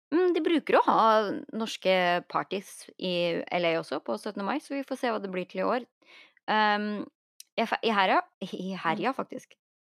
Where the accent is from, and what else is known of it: Norway; now in Los Angeles, United States